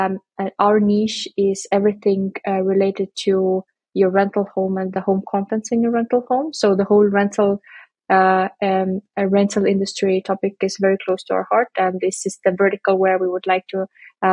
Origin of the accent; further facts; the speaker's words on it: Estonia; now in Berlin, Germany; we are from Estonia